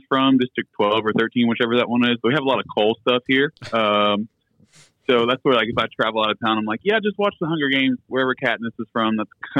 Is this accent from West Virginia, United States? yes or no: yes; Huntington, West Virginia, United States; I'm from Huntington, West Virginia.